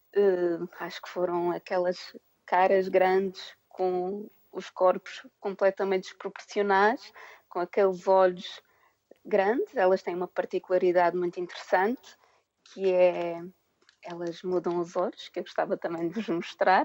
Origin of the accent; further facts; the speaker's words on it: Madeira, Portugal; moved away as an adult; now in United Kingdom; Eu sou natural da Ilha da Madeira